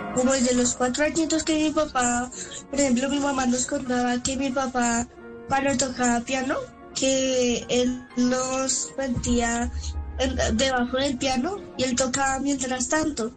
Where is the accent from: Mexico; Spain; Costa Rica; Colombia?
Colombia; soy colombiano